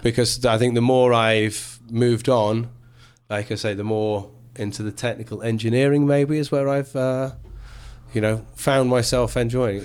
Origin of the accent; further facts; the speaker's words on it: England, United Kingdom; So I'm English through and through.